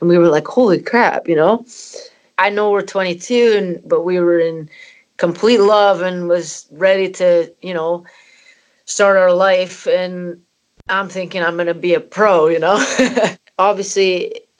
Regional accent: Canada; moved away; also born or lived in Scotland; my parents are Scottish and I'm from Canada

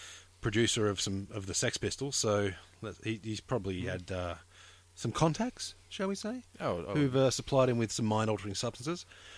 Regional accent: Australia; I'm Australian

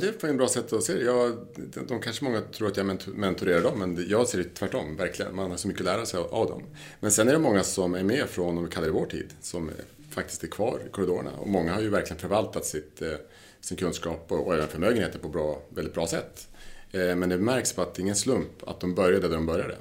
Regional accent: southern Lapland, Sweden; moved away; vi kommer från Lappland, i södra Lappland.

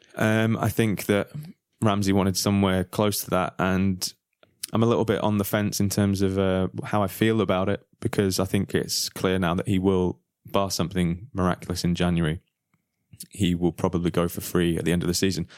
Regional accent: England, United Kingdom; moved away; we're all from England

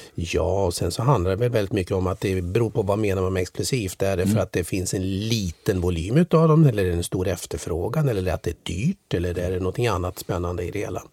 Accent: Sweden

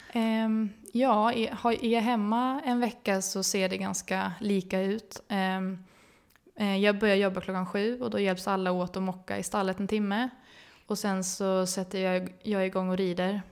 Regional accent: Uppsala, Uppsala County, Sweden; mamma och pappa hade ridskola i Uppsala eh, där jag växte upp

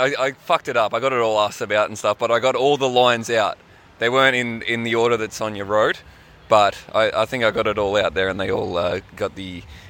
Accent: Townsville, Queensland, Australia; now in Melbourne, Australia; I'm from Townsville, and I'm not just like a bogan from Townsville.

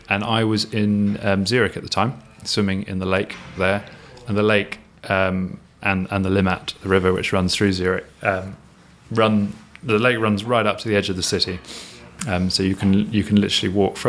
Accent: London, United Kingdom; I'm 43, I was brought up on in South London near the river

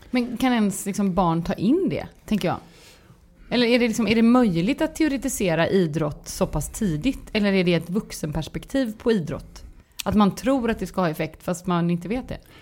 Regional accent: Gothenburg, Västra Götaland, Sweden; jag är göteborgare så jag låter

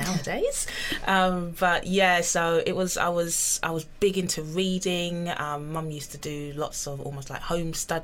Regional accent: London, United Kingdom; I grew up in North London, in Tottenham, and I'm still there.

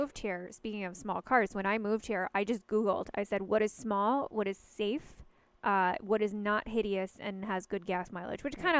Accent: New York City, New York, United States; moved away as an adult; now in Los Angeles, United States; I grew up in New York City, so I didn't get my driver's license until I was 22.

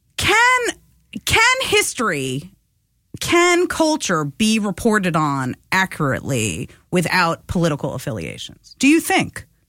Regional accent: New York, United States; I'm a New Yorker

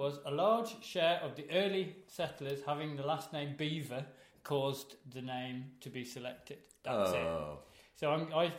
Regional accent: Shropshire, West Midlands, United Kingdom; A town near where I grew up in Shropshire called New Invention

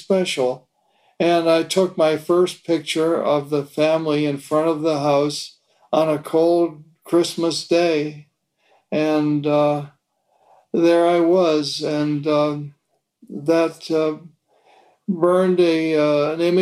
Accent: Fort Erie, Ontario, Canada; moved away as an adult; also born or lived in Toronto, Canada / Richmond, Virginia / New York; I was born in Toronto, Canada, and when I was 3 years of age, my parents moved to a small town in Canada opposite Buffalo, New York, and it was called Fort Erie, and that's where I was raised.

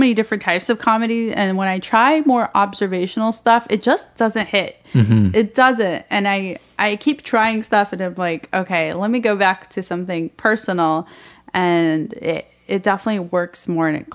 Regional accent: Alabama, United States; also born or lived in Palestine; now in New York, United States; growing up in Alabama as a Palestinian Muslim

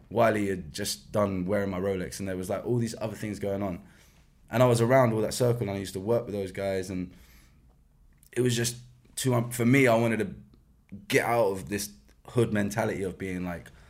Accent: London, United Kingdom; West London because I'm from West London, and um, yeah, it was underneath a kebab shop in Rayners

